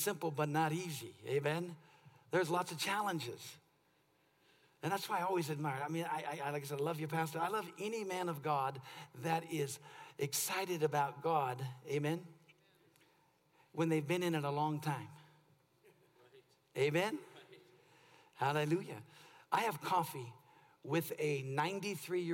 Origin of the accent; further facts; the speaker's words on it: California, United States; I'm from California